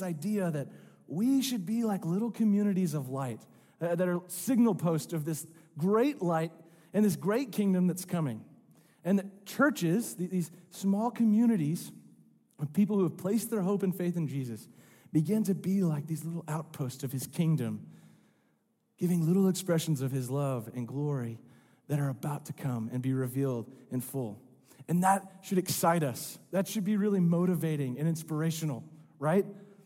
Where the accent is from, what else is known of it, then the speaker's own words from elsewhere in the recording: Rogers, Arkansas, United States; I'm from Northwest Arkansas. I grew up in Rogers.